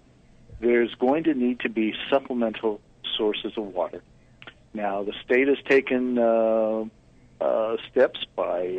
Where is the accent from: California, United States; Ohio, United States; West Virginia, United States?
California, United States; Fresno; moved away; also born or lived in Sacramento Valley, California; born in Fresno and grew up in my adult life in the Sacramento Valley